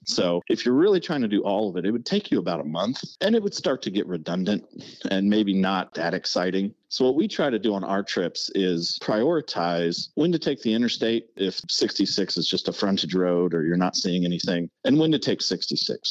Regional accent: Indiana, United States; when I was a little kid growing up in Indiana.

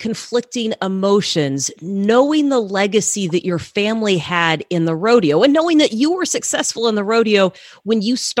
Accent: Texas, United States; I grew up in Texas as well

